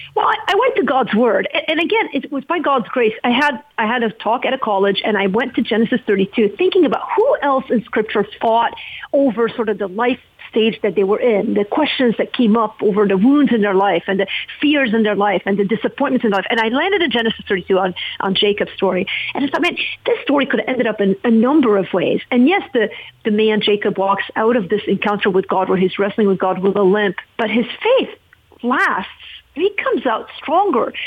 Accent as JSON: {"language": "English", "country": "Lebanon", "moved": "yes", "lives_now": "United States", "said": "I'm from Lebanon"}